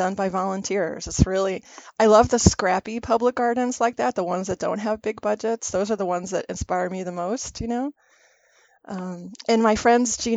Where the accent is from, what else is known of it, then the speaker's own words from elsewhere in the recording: Virginia, United States; moved away as an adult; also born or lived in Rochester, New York; now in New Paltz, United States; I grew up in Virginia